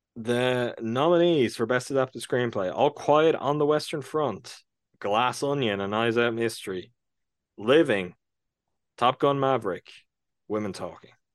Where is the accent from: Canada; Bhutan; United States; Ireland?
Ireland; my home country